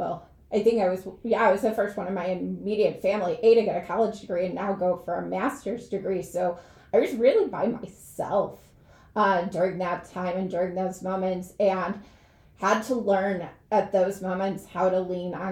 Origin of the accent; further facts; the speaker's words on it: Chicago, Illinois, United States; moved away; I went to a public school on the south side of Chicago